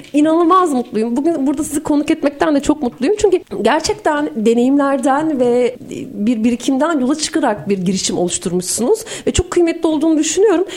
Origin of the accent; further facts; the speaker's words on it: Turkey; also born or lived in Iran / Azerbaijan; bir Türk olarak, bir Asya insanı olarak